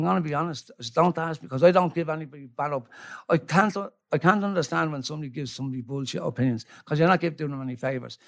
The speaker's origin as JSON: {"language": "English", "country": "Ireland", "said": "I love being Irish"}